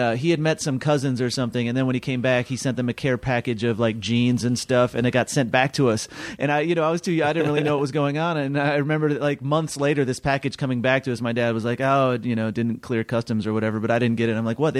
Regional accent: Waukegan, Illinois, United States; I'm an Armenian from Waukegan

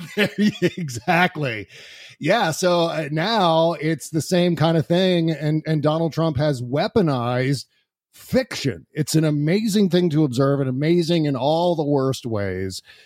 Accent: Washington, District of Columbia, United States; also born or lived in Virginia; I was born in Washington, D C

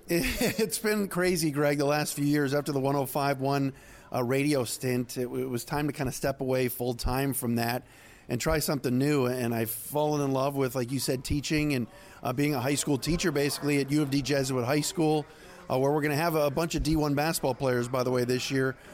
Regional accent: Cleveland, Ohio, United States; moved away; also born or lived in Syracuse; growing up in Cleveland

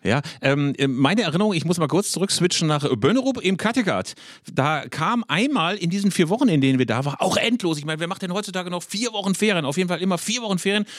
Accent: Bielefeld, North Rhine-Westphalia, Germany; mit meiner Bielefelder Familie

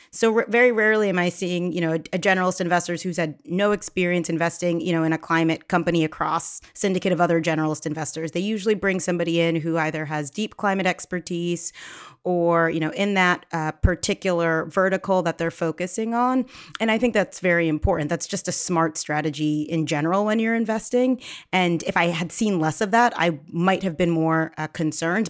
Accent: Philadelphia, Pennsylvania, United States; I grew up in the Philadelphia area, uh, but my family is from Ghana

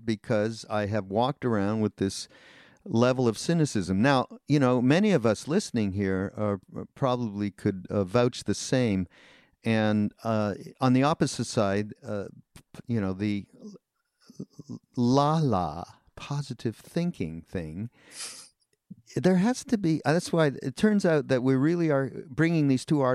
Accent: Montreal, Quebec, Canada; moved away; I grew up in Montreal

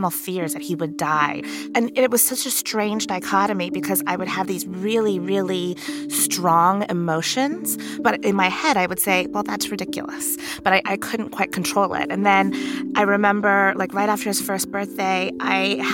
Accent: Sri Lanka; now in United States; I grew up in Sri Lanka, which is a country that has been war-torn for many decades

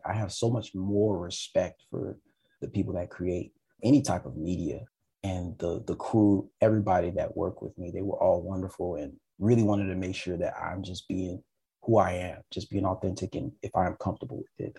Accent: United States; now in Montreal, Canada; I'm from America.

